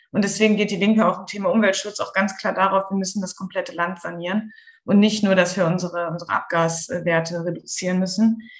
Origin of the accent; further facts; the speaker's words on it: Central Germany, Germany; Ich komme tatsächlich aus der Mitte von Deutschland.